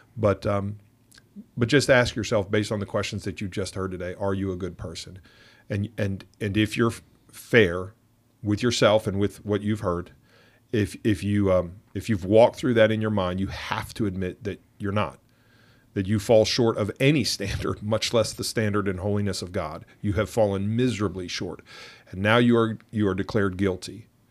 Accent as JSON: {"language": "English", "town": "Pittsburgh", "region": "Pennsylvania", "country": "United States", "said": "I'm from Pittsburgh"}